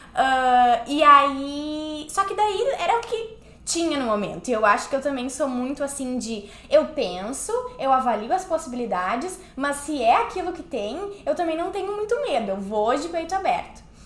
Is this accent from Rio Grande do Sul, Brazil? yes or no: yes; Porto Alegre, Rio Grande do Sul, Brazil; moved away as an adult; now in New York, United States; eu sou do Sul, sou de Porto Alegre, Rio Grande do Sul